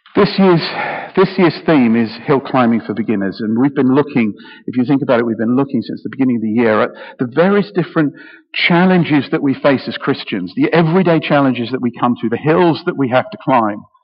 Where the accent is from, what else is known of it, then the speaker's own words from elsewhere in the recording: United Kingdom; I'm very British